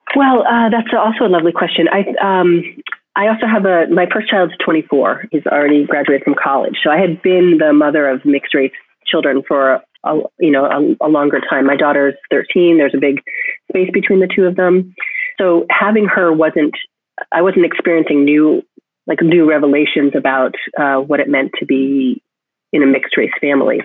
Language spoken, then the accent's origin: English; Connecticut, United States; now in Cambridge, United States; my hometown in Connecticut